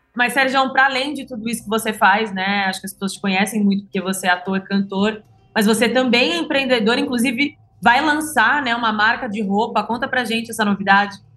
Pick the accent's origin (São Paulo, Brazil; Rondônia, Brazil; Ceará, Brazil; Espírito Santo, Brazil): São Paulo, Brazil; eu sou de São Paulo